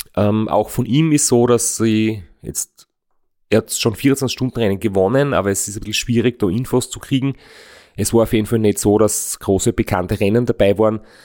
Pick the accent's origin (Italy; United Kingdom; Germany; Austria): Austria; ich aus Österreich bin